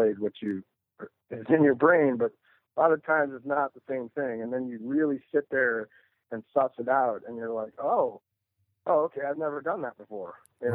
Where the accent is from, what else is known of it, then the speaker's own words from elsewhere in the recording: Sonoma County, Northern California, United States; moved away as an adult; now in Los Angeles, United States; I moved down here from Sonoma County when I was 19